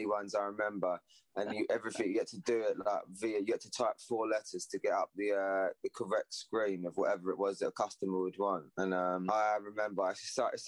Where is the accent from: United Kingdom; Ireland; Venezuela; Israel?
United Kingdom; Southend-on-Sea, East of England; Southend's my hometown, that's where I'm from